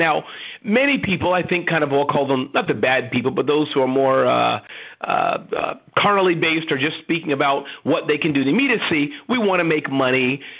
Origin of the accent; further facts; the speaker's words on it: United States; I'm in Australia. You know, I'm an American